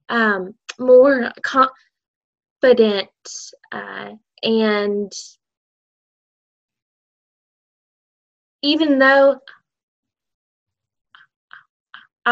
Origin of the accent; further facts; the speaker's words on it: Buna, Texas, United States; now in Mauriceville, United States; I'm from Buna, Texas